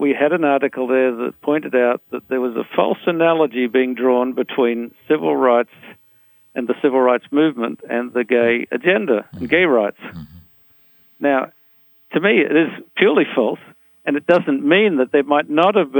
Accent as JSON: {"language": "English", "country": "Australia", "said": "I'm an Australian of Anglo-Saxon origin"}